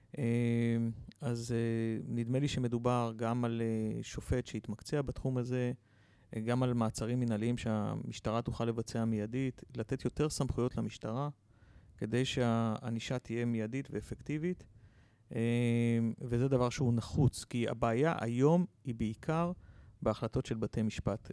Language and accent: Hebrew; Petah Tikva, Central District, Israel; אני גדלתי בפתח תקווה